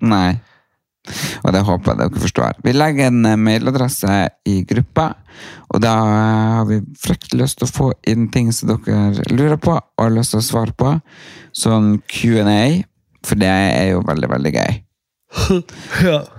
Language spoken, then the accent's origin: Norwegian; Lia, Norway; Ja. Jeg er fra Lia.